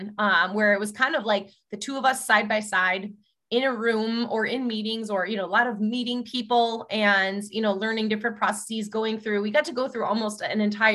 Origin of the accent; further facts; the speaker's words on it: United States; I'm an American